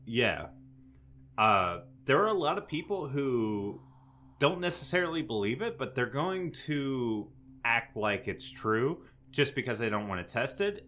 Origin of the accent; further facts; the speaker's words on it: North Louisiana, United States; Louisiana boys